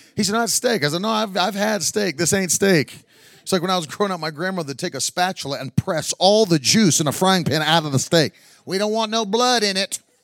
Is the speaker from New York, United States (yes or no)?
no; West Virginia, United States; I grew up in West Virginia in a coal mining town.